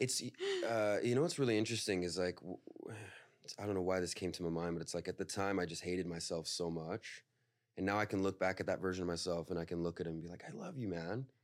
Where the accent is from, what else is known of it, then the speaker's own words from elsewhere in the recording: Northern California, United States; I'm from NorCal